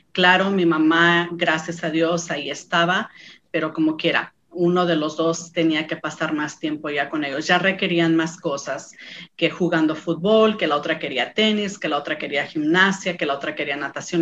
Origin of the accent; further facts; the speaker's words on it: San Lorenzo, San Luis Potosí, Mexico; moved away; Provengo de San Luis Potosí, México, de un pueblito llamado San Lorenzo. Es un pueblito donde todos nos conocemos